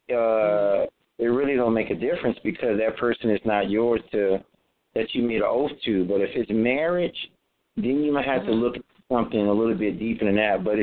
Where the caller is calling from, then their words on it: Atlanta, Georgia, United States; and I'm calling from Atlanta, Georgia.